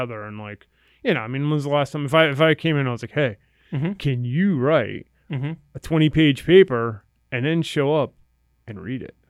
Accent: Redding, Connecticut, United States; also born or lived in New Haven, Connecticut; I grew up in Reading, Connecticut

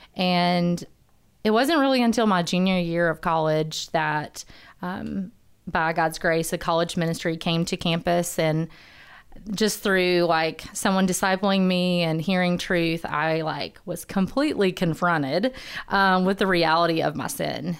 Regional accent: Huntsville, Alabama, United States; born and raised in Huntsville

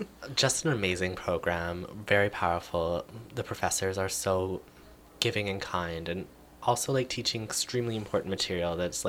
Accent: Moberly Lake, British Columbia, Canada; Well, I lived with my mom and dad. We would often drive back to the lake. It's a 15-minute drive.

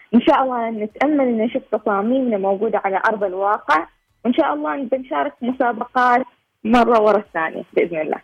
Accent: Oman; إحنا كوننا شباب عماني

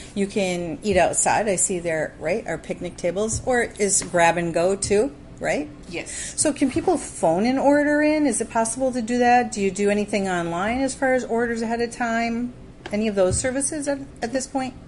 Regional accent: Wisconsin, United States; I grew up in Wisconsin

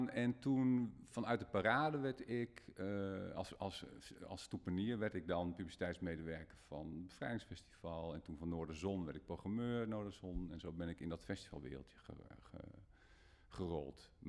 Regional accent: Groningen, Netherlands; bij ons in Groningen

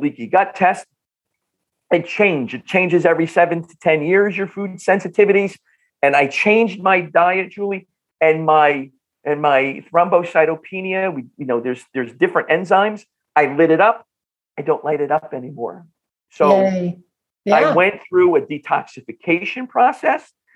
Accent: Bloomfield, New Jersey, United States; accent: North Jersey; I grew up in Northern New Jersey, in the Bloomfield Newark area

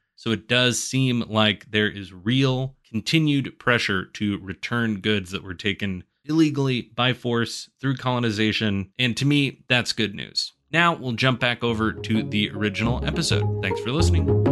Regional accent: Illinois, United States; my home state of Illinois

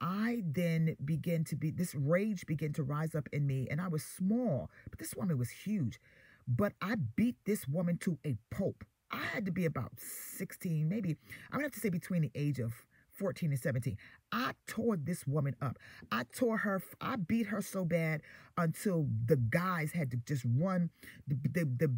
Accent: New York City, New York, United States; also born or lived in Queens, New York; I lived in Queens, but, you know, I grew up in Brooklyn

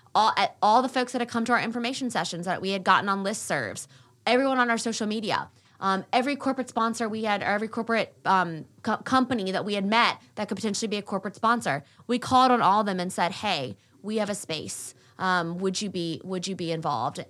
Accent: Wake Forest, North Carolina, United States; also born or lived in Raleigh, North Carolina; I grew up in the Wake Forest area

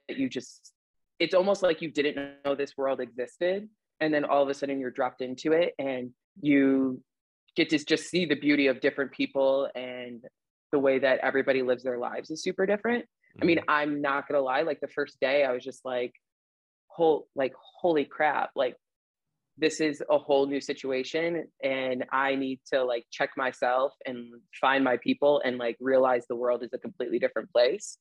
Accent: Chicago, Illinois, United States; I did my early growing up in the suburbs of Chicago. Mm-hmm. And then after my parents had divorced, we moved to the city.

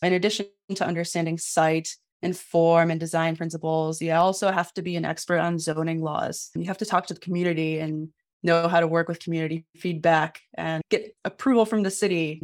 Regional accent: Midwest, United States; I was a teenager growing up in the Midwest

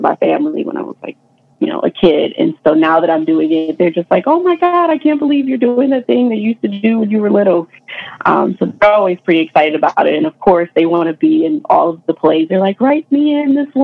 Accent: New York City, New York, United States; growing up in Queens, New York

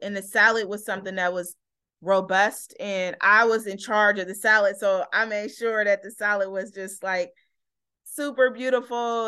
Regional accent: Oakland, California, United States; also born or lived in Berkeley; growing up in Oakland

